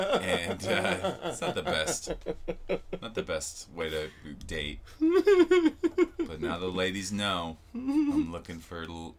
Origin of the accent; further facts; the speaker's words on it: Seattle, Washington, United States; moved away as an adult; also born or lived in Lake Tahoe / New York / Los Angeles; I'm from Seattle, and then I moved all over after high school, kind of back and forth. Like, I went to Tahoe right after high school